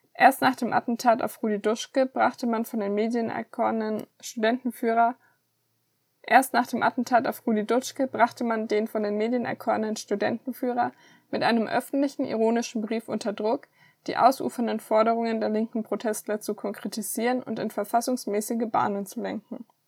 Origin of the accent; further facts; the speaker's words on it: Southern Germany, Germany; als Süddeutsche